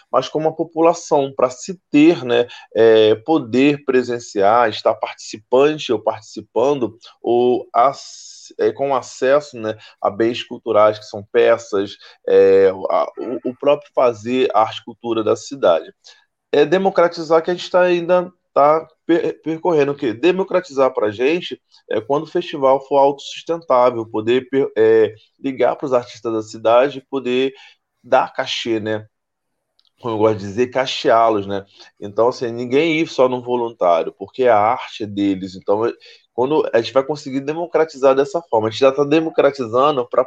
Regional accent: São Gonçalo, Rio de Janeiro, Brazil; Anteriormente falavam que era de Niterói, hoje outros lugares, mas hoje não, não, eu sou de São Gonçalo

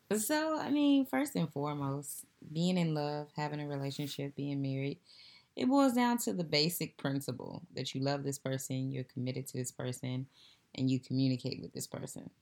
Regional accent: United States; me being African-American

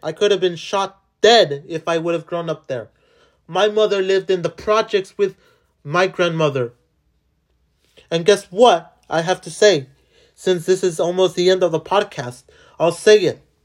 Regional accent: Los Angeles, California, United States; I was born in downtown. I was born in Boyle Heights

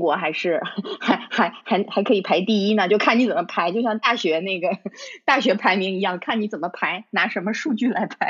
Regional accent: China; now in United Kingdom; 就像你我他，我们其实是中国人，我们在中国长大的。

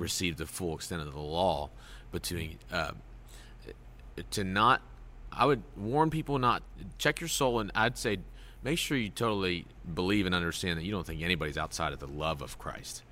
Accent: United States; as an American

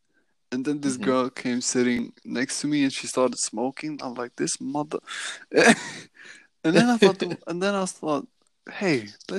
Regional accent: Sweden; also born or lived in Southampton / Gothenburg; I'm from Sweden.

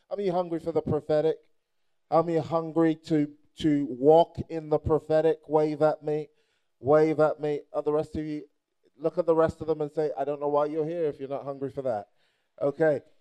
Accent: Nigeria; And, and I say that not just because I'm Nigerian

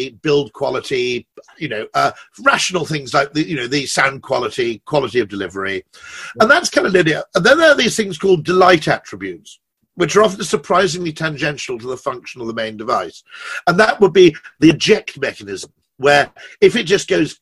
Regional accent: United Kingdom; I'm a Brit

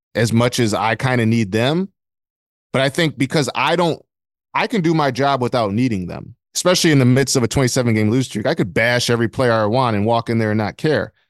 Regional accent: Flint, Michigan, United States; I'm from Flint, Michigan

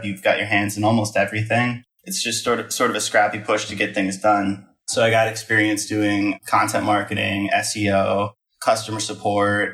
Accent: Midwest, United States; moved away as an adult; also born or lived in Wisconsin; now in Texas, United States; I grew up in the Midwest

